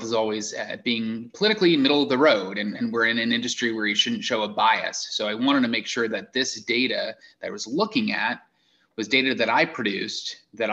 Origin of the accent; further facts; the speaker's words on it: Eastern Long Island, New York, United States; moved away as an adult; also born or lived in Rochester / Boston, Massachusetts; now in Iowa, United States; I grew up on Eastern Long Island